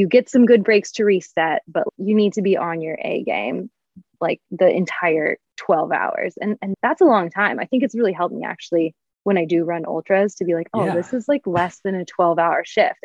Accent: Portland, Oregon, United States; also born or lived in Boulder / Flagstaff; now in Spokane, United States; I grew up in Portland

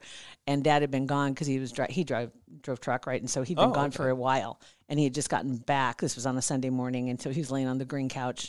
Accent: Platte River, Salt Creek, Nebraska, United States; I grew up around the Platte River in Salt Creek

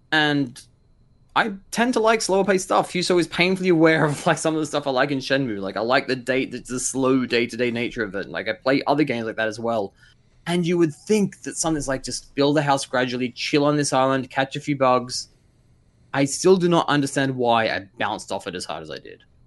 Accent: Blue Mountains, New South Wales, Australia; also born or lived in Korea; I grew up in the Blue Mountains

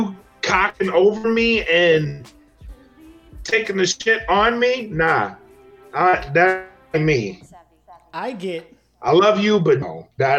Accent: Louisiana, United States; born or raised there

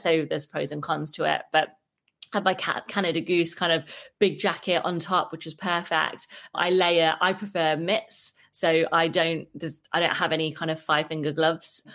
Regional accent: Derby, East Midlands, United Kingdom; I'm from Derby

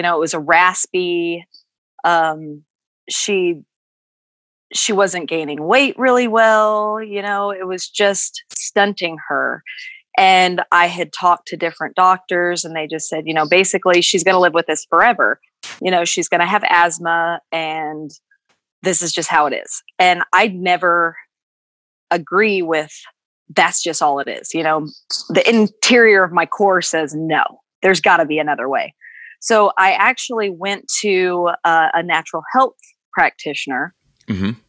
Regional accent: Decatur, Georgia, United States; moved away; also born or lived in Mississippi; I actually grew up right outside of Atlanta, Georgia, um, in a place called Decatur

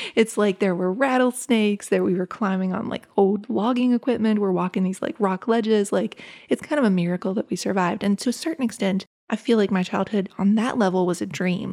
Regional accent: Appalachia, United States; born or raised there

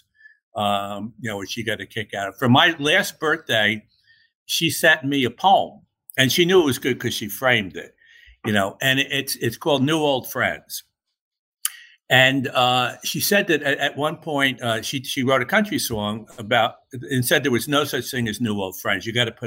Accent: Newburgh, New York, United States; I grew up in Newburgh, New York, as you mentioned, and Newburgh is a tough little river town

